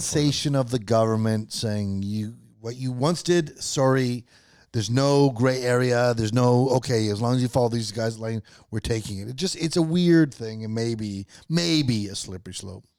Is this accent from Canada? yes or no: yes; Canada; as a Canadian